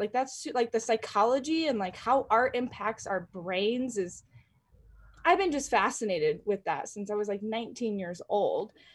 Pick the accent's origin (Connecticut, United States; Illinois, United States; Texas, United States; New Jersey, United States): Illinois, United States; North Central; moved away as an adult; now in Colorado, United States; I, I grew up in Illinois, and I went to school out in Illinois.